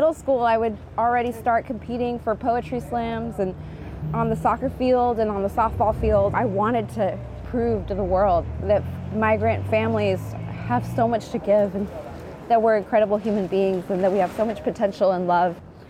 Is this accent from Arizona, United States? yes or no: yes; Phoenix, Arizona, United States; I was born in Phoenix, Arizona. My parents were undocumented. I grew up under Sheriff Joe Arpaio in Maricopa County